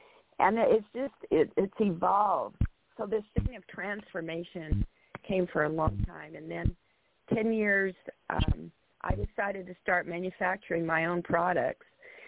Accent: Salt Lake City, Utah, United States; I'm from Salt Lake City, Utah.

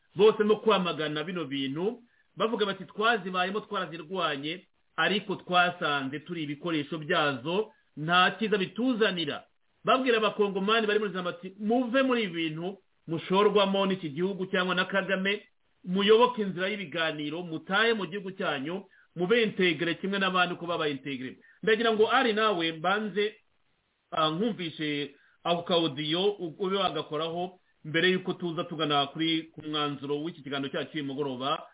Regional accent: Rwanda; kuri twebwe nk'abanyarwanda

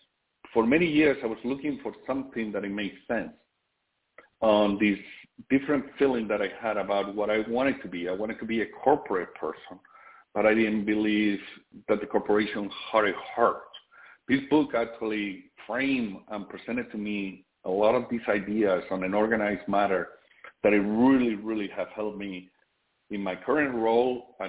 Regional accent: Spain; born or raised there; now in United States

